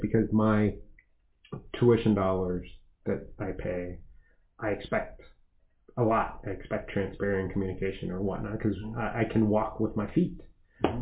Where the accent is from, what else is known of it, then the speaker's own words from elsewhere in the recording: Las Vegas, Nevada, United States; now in Montgomery County, United States; I grew up in Las Vegas